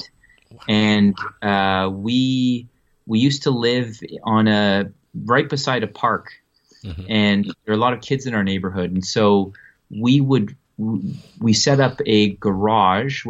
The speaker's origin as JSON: {"language": "English", "town": "Ottawa", "region": "Ontario", "country": "Canada", "tie": "born or raised there", "also_born_or_lived": "New Brunswick, Canada / Vienna, Austria / Munich, Germany", "said": "I was born in Canada on the East Coast in New Brunswick, and grew up in Ottawa"}